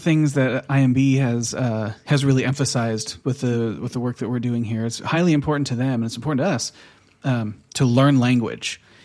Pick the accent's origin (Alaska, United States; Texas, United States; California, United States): California, United States; Southern; moved away as an adult; now in Oslo, Norway; we're from Southern California